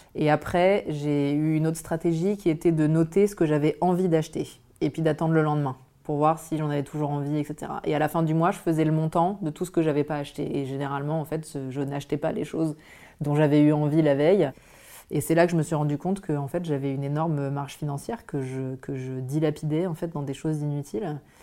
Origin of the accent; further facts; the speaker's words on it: Auvergne-Rhône-Alpes, France; moved away as an adult; also born or lived in Grenoble / Lille; j'ai grandi en Auvergne